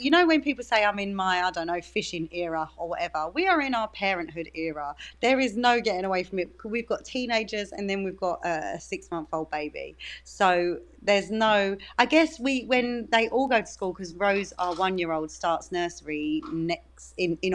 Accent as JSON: {"language": "English", "town": "Dagenham", "region": "London", "country": "United Kingdom", "said": "my accent is my accent. I'm from Dagenham and I'm very proud of it."}